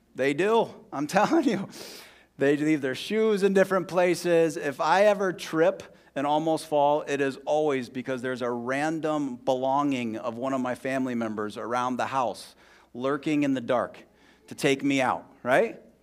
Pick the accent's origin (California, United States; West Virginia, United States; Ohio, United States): Ohio, United States; Columbus; moved away as an adult; also born or lived in Scranton, Pennsylvania; now in Bloomington, United States; I grew up in Southwest Columbus, Ohio